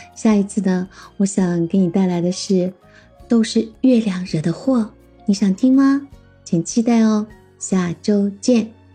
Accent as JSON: {"language": "Chinese", "region": "Xinjiang", "country": "China", "tie": "born or raised there", "said": "我曾经一起从小生活在新疆的我的发小"}